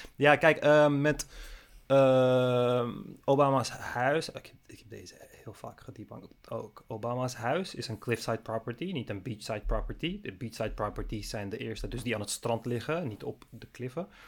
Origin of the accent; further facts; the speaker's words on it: Netherlands; also born or lived in Amsterdam; als Nederlander